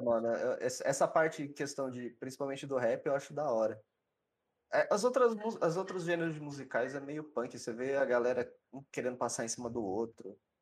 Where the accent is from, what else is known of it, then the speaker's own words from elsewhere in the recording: São Paulo, Brazil; now in Votuporanga, Brazil; Eu sou de Sampa também.